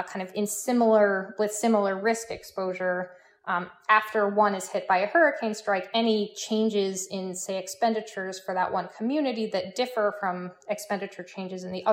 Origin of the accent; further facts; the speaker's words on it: Midwest, United States; moved away; I'm originally from the Midwest, so I'm an inlander